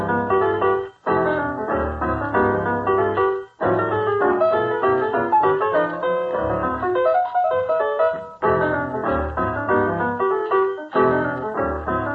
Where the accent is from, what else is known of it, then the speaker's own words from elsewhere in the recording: Chicago, Illinois, United States; Chicago being my hometown